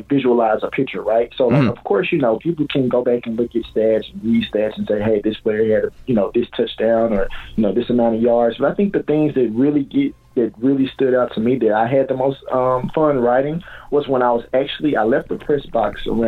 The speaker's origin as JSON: {"language": "English", "town": "Jackson", "region": "Mississippi", "country": "United States", "tie": "born or raised there", "moved": "yes", "said": "I'm born and raised in Jackson, Mississippi"}